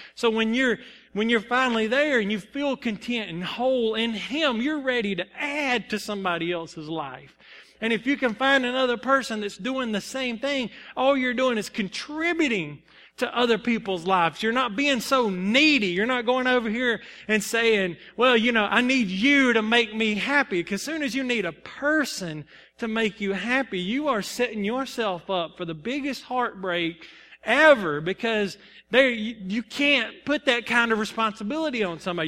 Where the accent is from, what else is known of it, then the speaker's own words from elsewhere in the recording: Salem, United States; I'm from Salem